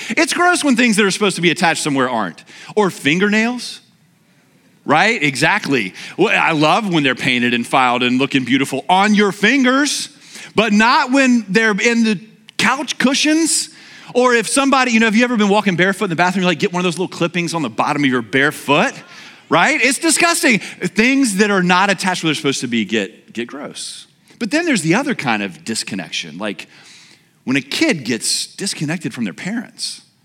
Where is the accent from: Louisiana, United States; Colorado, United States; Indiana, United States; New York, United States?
Louisiana, United States; moved away; I'm from Louisiana where we call roadkill like lunch